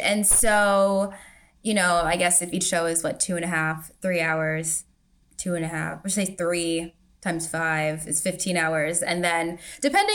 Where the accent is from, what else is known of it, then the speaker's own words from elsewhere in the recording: Virginia Beach, Virginia, United States; I grew up in Virginia Beach